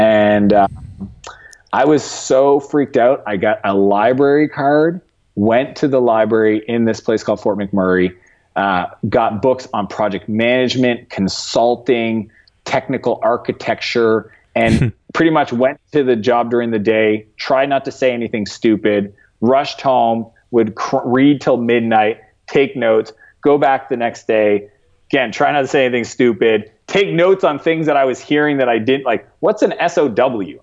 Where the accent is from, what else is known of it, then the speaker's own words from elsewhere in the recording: Eastern Canada, Canada; moved away as an adult; now in San Francisco, United States; my small hometown that I grew up in in Canada